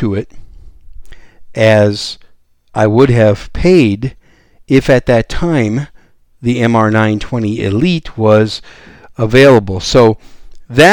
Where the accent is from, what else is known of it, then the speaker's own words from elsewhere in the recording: Wisconsin, United States; also born or lived in New York City, United States; now in San Antonio, United States; I was born in New York City, raised in Wisconsin as a cheesehead, and now I live down here in the great gun-friendly state of Texas